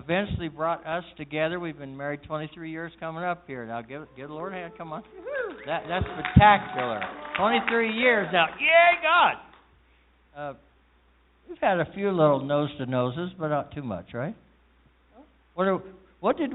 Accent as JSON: {"language": "English", "region": "Kansas", "country": "United States", "tie": "born or raised there", "moved": "yes", "said": "I was raised in Kansas"}